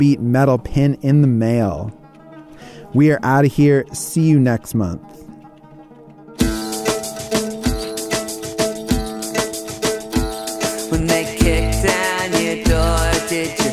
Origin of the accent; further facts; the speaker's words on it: Montreal, Quebec, Canada; my hometown, Montreal